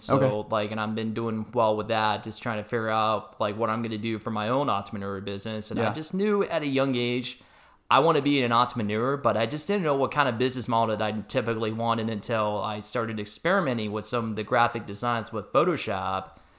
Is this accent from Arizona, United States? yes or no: yes; Scottsdale, Arizona, United States; I was a Scottsdale native. I was born and raised in Arizona before, you know, the whole expansion thing kind of happened back in the late 90s.